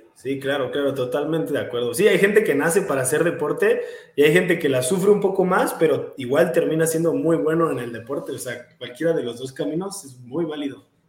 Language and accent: Spanish; Querétaro, Mexico; Soy de, Querétaro, nací en Querétaro, vivo en Querétaro, entreno en Querétaro. Eh, ah, siempre he estado aquí toda mi vida